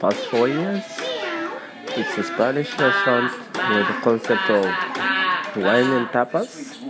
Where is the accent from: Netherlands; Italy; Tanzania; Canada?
Tanzania; moved away; I'm from Tanzania, and I'm a chef in the Middle East.